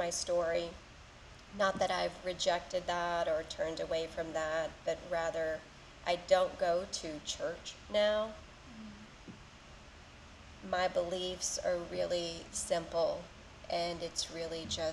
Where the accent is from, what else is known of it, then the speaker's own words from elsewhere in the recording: West Texas, United States; now in Jacksonville, United States; I grew up in West Texas, live in Jacksonville now